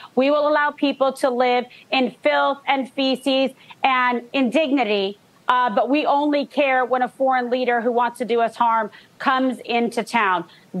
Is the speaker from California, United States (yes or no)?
yes; San Francisco, California, United States; I was born and raised in San Francisco. My parents met, fell in love there.